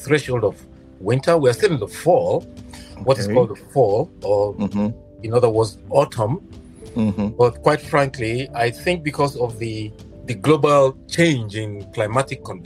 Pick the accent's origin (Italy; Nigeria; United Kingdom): Nigeria; Katsina; moved away as an adult; now in United States; I was born in Katsina.